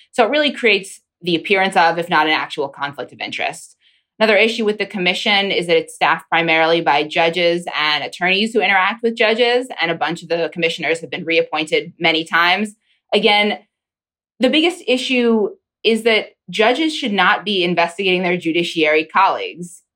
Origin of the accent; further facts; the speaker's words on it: Pennsylvania, United States; now in Washington, D.C., United States; my home state congresswoman